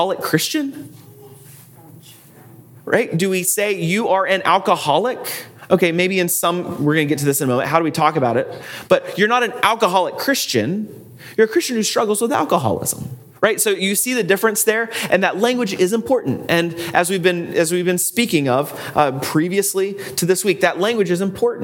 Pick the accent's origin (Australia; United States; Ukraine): United States; I am an American